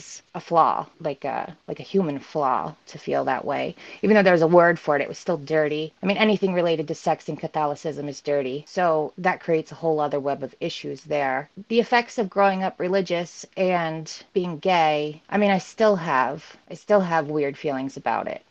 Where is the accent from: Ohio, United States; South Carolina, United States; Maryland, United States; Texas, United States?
Maryland, United States; Baltimore; moved away as an adult; now in Massachusetts, United States; growing up in Baltimore, you know, you see so much diversity